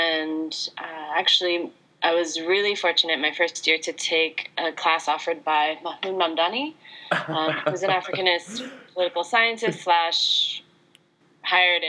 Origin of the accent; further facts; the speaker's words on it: United States; I'm Chinese American